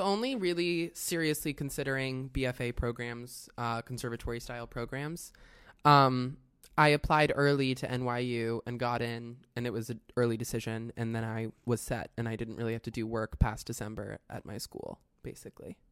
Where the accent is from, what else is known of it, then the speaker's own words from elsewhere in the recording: Westchester, New York, United States; I am from New York, uh, New York, but also from Westchester, New York